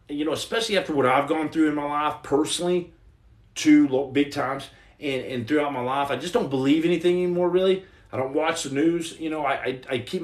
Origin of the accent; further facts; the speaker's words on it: Texas, United States; I'm from Texas